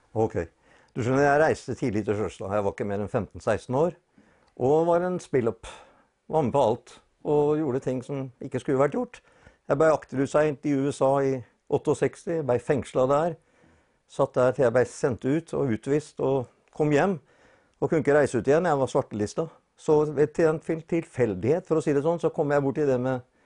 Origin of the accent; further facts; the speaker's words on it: Fredrikstad, Østfold, Norway; now in Sarpsborg, Norway; Er egentlig født og oppvokst i Fredrikstad